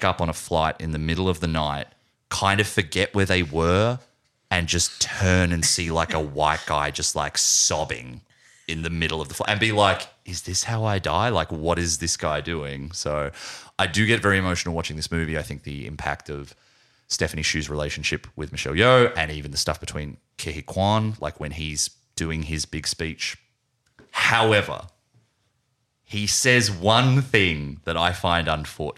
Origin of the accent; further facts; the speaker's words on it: Australia; we're Australian